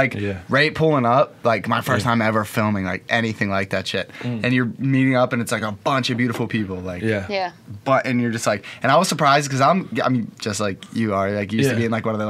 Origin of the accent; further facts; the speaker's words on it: Pittsburgh, Pennsylvania, United States; I'm from, you gotta clarify. I'm from Pittsburgh, Pennsylvania.